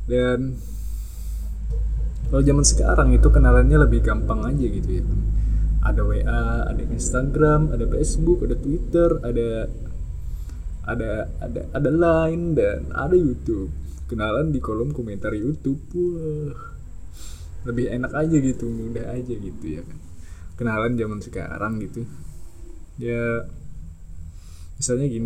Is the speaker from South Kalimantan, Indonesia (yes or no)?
yes; Banjarmasin, South Kalimantan, Indonesia; gue dari Banjarmasin soalnya dari Kalimantan Selatan dan ya salam kenal semuanya